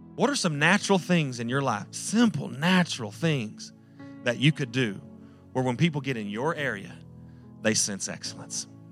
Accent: Post, Texas, United States; I was from Post.

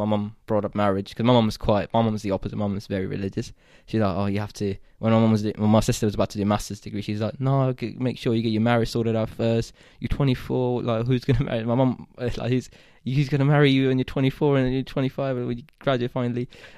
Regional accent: Saudi Arabia; So I think growing up in the Middle East, I'm more comfortable, and I feel closer in culture with someone like you, who's like Egyptian, not Pakistani at all, but you also grew up in Saudi, and I grew up in Saudi.

